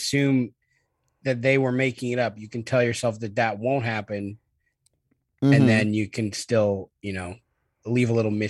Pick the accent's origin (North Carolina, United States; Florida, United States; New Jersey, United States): New Jersey, United States; Trenton; I'm from Trenton, New Jersey.